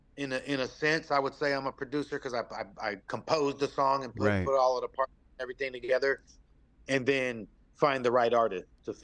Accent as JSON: {"language": "English", "region": "California", "country": "United States", "said": "I'm Nessunan Miwok. I'm out here from California."}